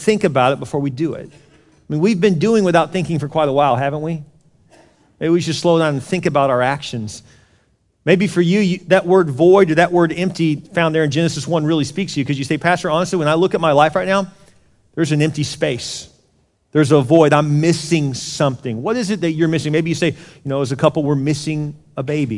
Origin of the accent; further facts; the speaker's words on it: Houston, Texas, United States; moved away; I grew up in Houston, South Houston. The first part of my life was down there right off of NASA Road 1